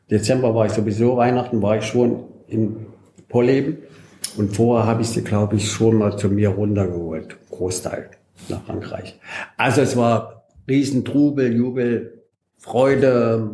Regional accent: Bollberg, Saxony-Anhalt, Germany; moved away as an adult; also born or lived in France; mein Heimatdorf Bolleben

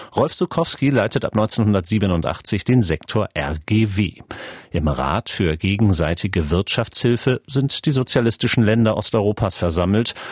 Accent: Schleswig-Holstein, Germany; moved away as an adult; now in Leipzig, Germany; seit 16 Jahren Leipziger, geboren 1984 in Schleswig-Holstein

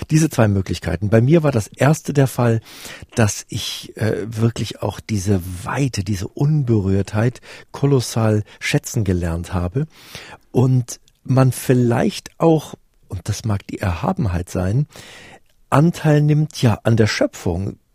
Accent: Namibia; also born or lived in Westphalia, Germany / Plön, Germany; Ich bin in äh, Westfalen geboren und dann im Wald, im, im schönen holsteinischen Wald am großen Plöner See groß geworden bis ich dann im neunten Lebensjahr nach Namibia auswanderte.

